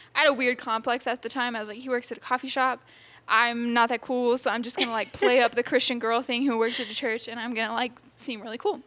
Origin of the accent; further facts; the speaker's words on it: Texas, United States; I grew up in Texas. I've been here my whole life. I've never moved or anything